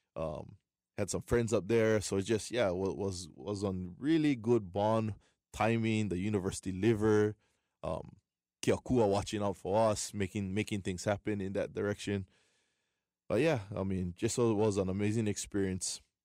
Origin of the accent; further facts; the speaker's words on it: Waianae, Hawaii, United States; born and raised Waianae, uh, proud of it. Proud to be from my hometown